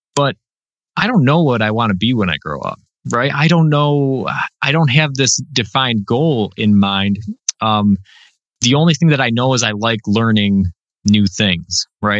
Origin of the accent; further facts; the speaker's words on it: Western New York, United States; I'm from New York, so everybody assumes I'm from the city, but I'm from Western New York